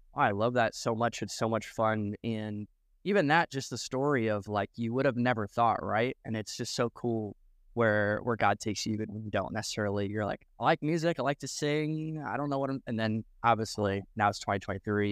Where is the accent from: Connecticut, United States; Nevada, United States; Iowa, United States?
Iowa, United States; moved away; also born or lived in Nebraska; I grew up in uh, Iowa, but I also, okay, I was in Nebraska for five years